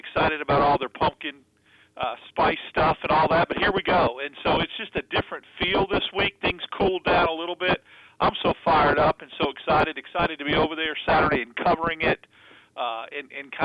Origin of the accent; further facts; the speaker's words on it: Northeast, United States; moved away; growing up in the Northeast